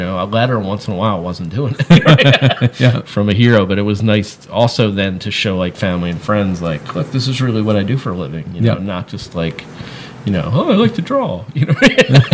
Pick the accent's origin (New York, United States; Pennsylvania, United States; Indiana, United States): Pennsylvania, United States; Philadelphia; now in Massachusetts, United States; that's the way we are in Philadelphia.